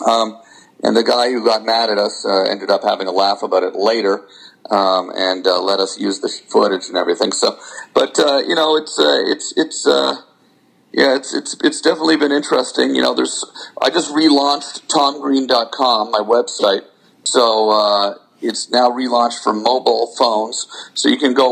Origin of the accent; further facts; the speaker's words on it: Canada; As a Canadian